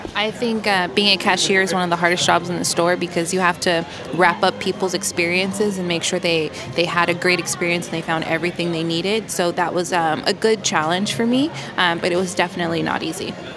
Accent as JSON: {"language": "English", "town": "Los Angeles", "region": "California", "country": "United States", "tie": "born or raised there", "moved": "yes", "lives_now": "New York, United States", "said": "I grew up in Los Angeles"}